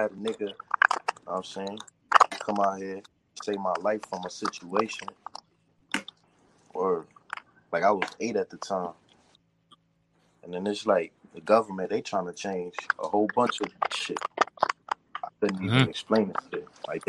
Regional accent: New York, United States; I'm from New York

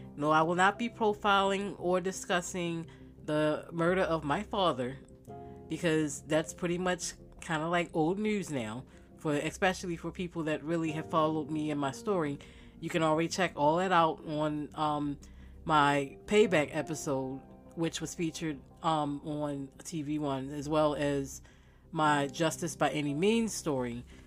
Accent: Baltimore, Maryland, United States; I'm from Bmore

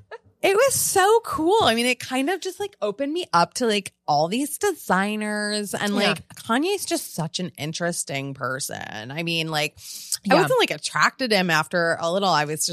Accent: Italy; It's just like, I'm from Italy, and it's like so good, actually.

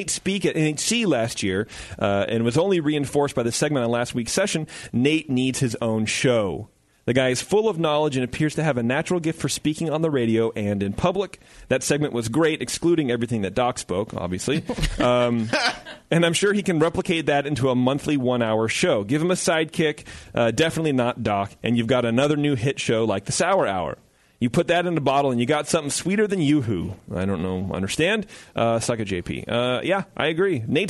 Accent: West Virginia, United States; By the way, I'm from West Virginia, which is the same state as Sarah 36C, whoever remembers that woman.

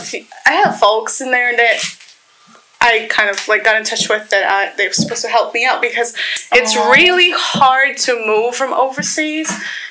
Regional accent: Poland; English is a second language; moved away as an adult; also born or lived in Romania; now in Florida, United States; Because I'm from Poland.

